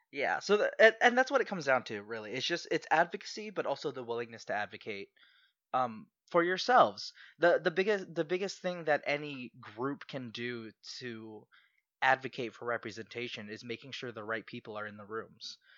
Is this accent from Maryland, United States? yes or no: yes; Southern Maryland, United States; also born or lived in Philippines; I grew up, I grew up in Southern Maryland